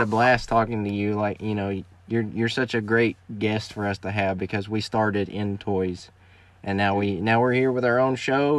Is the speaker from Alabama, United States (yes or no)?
yes; Alabama, United States; I am from Alabama.